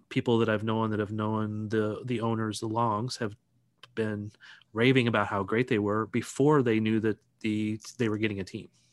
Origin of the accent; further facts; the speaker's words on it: St. Louis, Missouri, United States; now in Kansas City, United States; I'm originally from Saint Louis